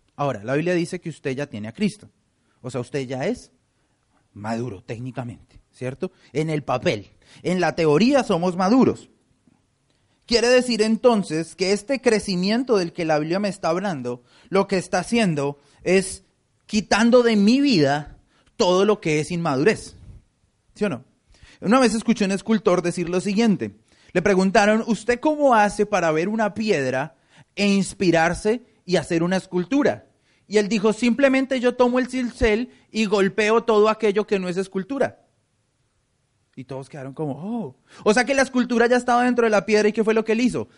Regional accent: Colombia; now in United States; En mi país, en Colombia

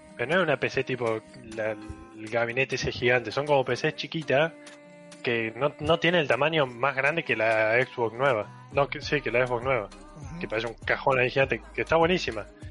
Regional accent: Córdoba, Argentina

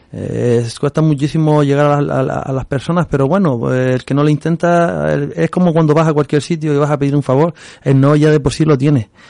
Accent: Agaete, Canary Islands, Spain; yo soy del Risco de Agate, y yo toda la vida eh, he caminado por Tamadaba

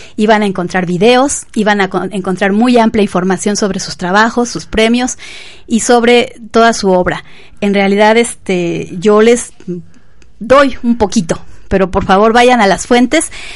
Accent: Mexico; como mexicanos

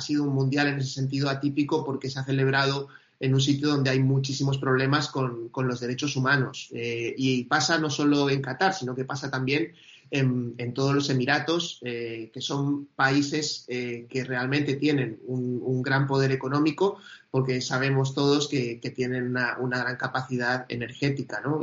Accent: Argentina; yo soy argentino

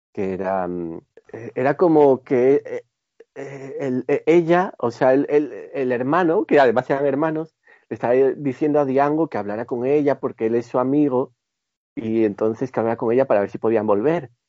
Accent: Gijón, Asturias, Spain; Yo soy de Gijón

